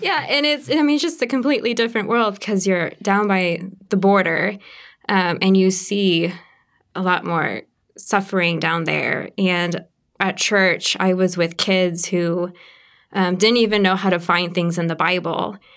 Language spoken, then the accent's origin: English; Kokomo, Indiana, United States; I grew up actually in Kokomo, Indiana